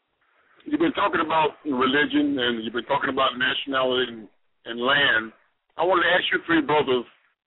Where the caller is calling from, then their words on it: North Carolina, United States; I'm calling from North Carolina.